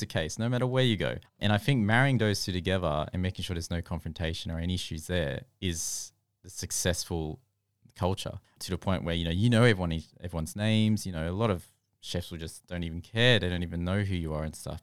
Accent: Australia; growing up in Australia

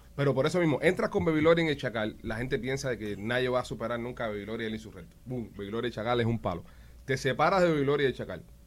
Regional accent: Cuba; moved away; yo de niño en Cuba

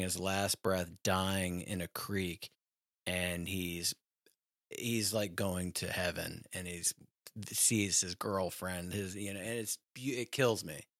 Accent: Richmond, Virginia, United States; moved away; also born or lived in Hollywood / New York City; I'm from Richmond, Virginia originally

